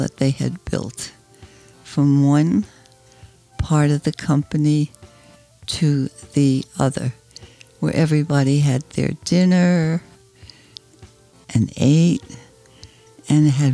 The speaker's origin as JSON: {"language": "English", "country": "Germany", "tie": "born or raised there", "also_born_or_lived": "Jersey City, New Jersey", "moved": "yes", "said": "I was born in Germany"}